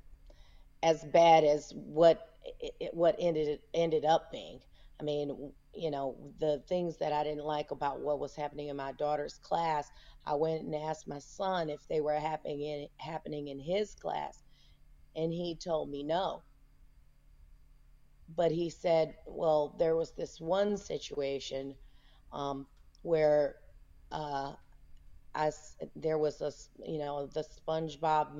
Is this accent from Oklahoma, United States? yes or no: no; Houston, Texas, United States; moved away as an adult; also born or lived in Las Vegas, Nevada; I am from Houston, Texas. I grew up here in Houston. I live in Houston now